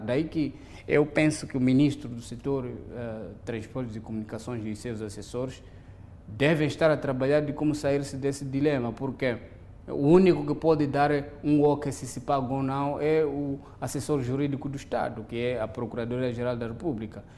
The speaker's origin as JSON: {"language": "Portuguese", "country": "Mozambique"}